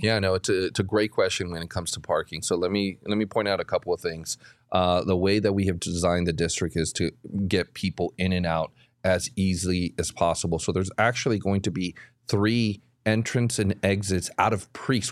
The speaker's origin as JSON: {"language": "English", "town": "Guadalajara", "region": "Jalisco", "country": "Mexico", "tie": "born or raised there", "moved": "yes", "said": "I was born in Guadalajara"}